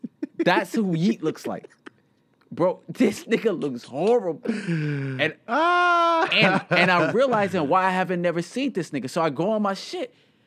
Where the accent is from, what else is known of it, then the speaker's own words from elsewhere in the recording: Portland, Oregon, United States; I'm from Portland, low-key. Shout out to the Oregon side.